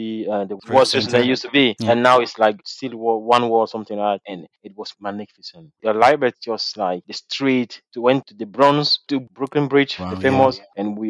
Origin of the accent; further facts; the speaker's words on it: Douala, Littoral, Cameroon; I'm from Douala